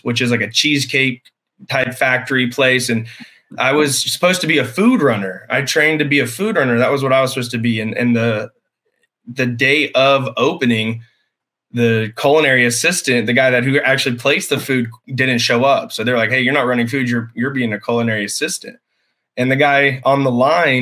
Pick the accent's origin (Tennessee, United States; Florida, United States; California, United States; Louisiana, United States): Tennessee, United States; Blountville; I grew up on a small farm in what's called Blountville, Tennessee